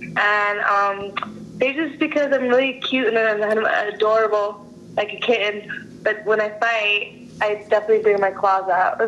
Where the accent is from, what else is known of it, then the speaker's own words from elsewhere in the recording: Chiang Mai, Thailand; born there; Yeah, I was born in Chiang Mai, Thailand.